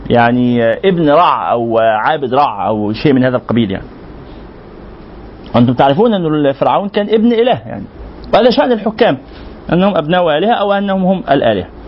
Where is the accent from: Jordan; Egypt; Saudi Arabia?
Egypt; الهرم معروف هنا معناه البناء الايه اللي عندنا في مصر